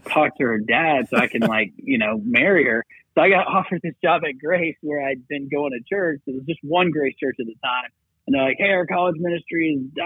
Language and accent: English; Atlanta, Georgia, United States; I grew up here in Atlanta, and kind of grew up in the church